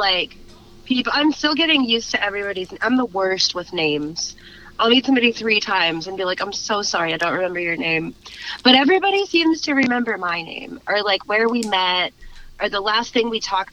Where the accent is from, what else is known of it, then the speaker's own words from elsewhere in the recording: Garland, Texas, United States; also born or lived in Dallas, Texas / Euless, Texas; now in Fort Worth, United States; I was born in Dallas and then I grew up in Garland.